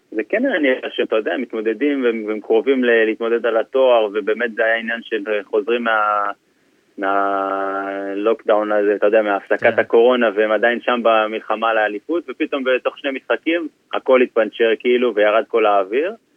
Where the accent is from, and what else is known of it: Israel; moved away as an adult; now in England